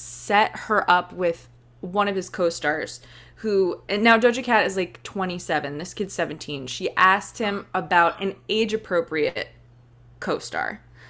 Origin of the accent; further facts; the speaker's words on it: Cayman Islands; Like, I'm going to like get back to the basics and like show people around my hometown, the Cayman Islands.